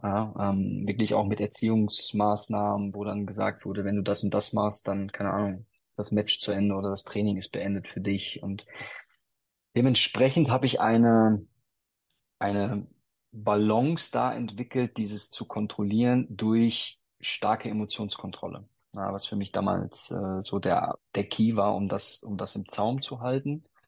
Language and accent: German; North Rhine-Westphalia, Germany; ich bin äh, in, in Westfalen groß geworden